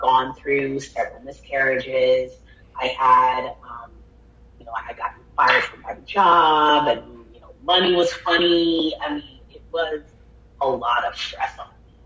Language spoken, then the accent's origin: English; Miami, Florida, United States; now in Orlando, United States; we relocated to Miami when I was probably about 6 years old, and I pretty much lived in Miami off and on from the time I was six